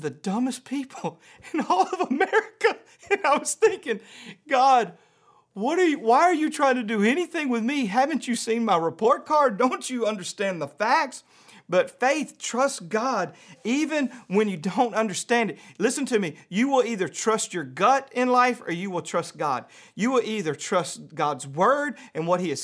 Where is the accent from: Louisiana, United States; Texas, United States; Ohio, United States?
Louisiana, United States; around Shreveport, North; moved away; I grew up in Louisiana. I went to public school in Louisiana